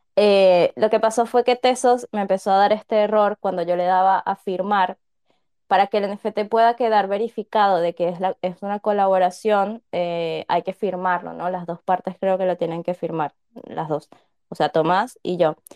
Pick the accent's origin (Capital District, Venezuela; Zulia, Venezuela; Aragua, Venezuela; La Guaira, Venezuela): Capital District, Venezuela; Caracas; Yo soy venezolana